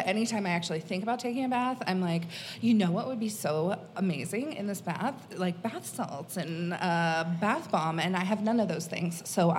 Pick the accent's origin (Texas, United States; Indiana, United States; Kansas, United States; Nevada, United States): Kansas, United States; I'm from Kansas, and I have a lot of family here and in Cedar Rapids. A lot of my family's from Iowa, and I don't even get out to the coasts very often.